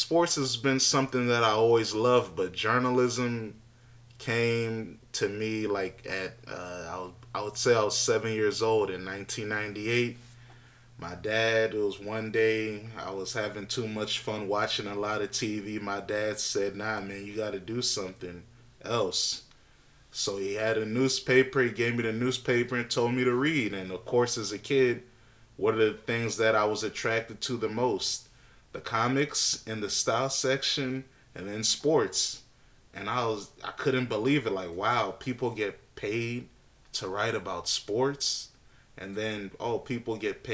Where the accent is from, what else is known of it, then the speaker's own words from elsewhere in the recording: Alexandria, Virginia, United States; growing up in Northern Virginia, Alexandria to be exact